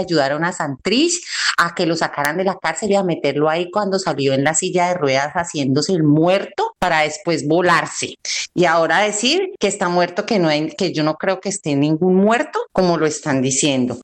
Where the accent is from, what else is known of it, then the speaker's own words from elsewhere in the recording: Tuluá, Valle del Cauca, Colombia; moved away; soy de la ciudad, de la ciudad de Tuluá, del corazón del valle